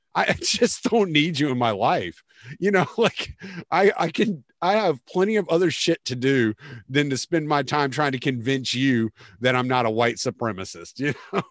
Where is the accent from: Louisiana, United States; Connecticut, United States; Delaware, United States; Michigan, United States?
Louisiana, United States; Lake Charles; also born or lived in Houston, Texas; now in Beaumont area, United States; I'm from Lake Charles okay. originally, so yeah, but I spent most of my time in Houston.